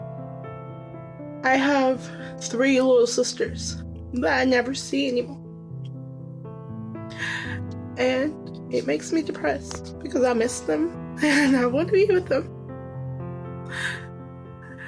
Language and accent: English; Denton, Texas, United States; I'm from Denton, Texas